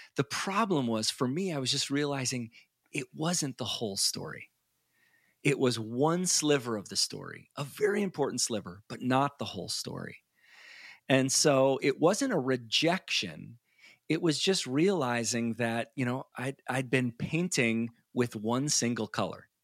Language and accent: English; Chicago, Illinois, United States; moved away; I grew up in the Chicago area